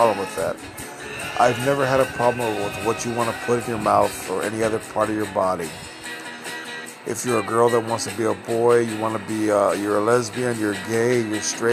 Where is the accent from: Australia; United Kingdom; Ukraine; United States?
United States; Texas; I am a Texan. I love Texas